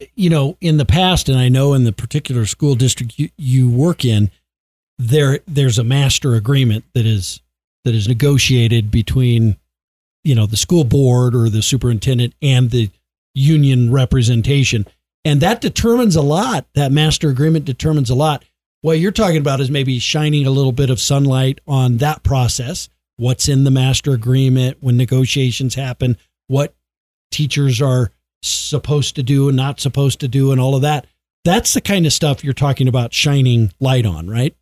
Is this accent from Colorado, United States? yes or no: yes; Colorado, United States; I grew up in Colorado